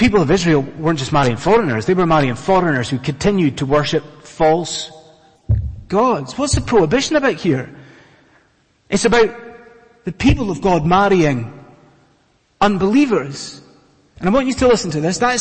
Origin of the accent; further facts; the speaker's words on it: Scotland, United Kingdom; moved away as an adult; now in London, United Kingdom; I'm a Scotsman, and us Scots